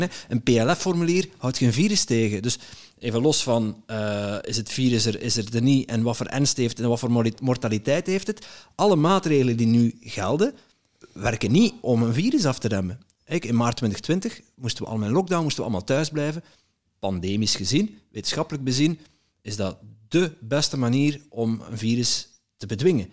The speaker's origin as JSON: {"language": "Dutch", "country": "Netherlands", "moved": "yes", "lives_now": "Belgium", "said": "ik ben zelf een Nederlander"}